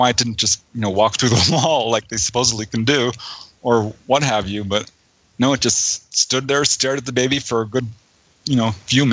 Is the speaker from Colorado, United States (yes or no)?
no; Topanga, California, United States; also born or lived in San Fernando Valley; I grew up in Topanga Canyon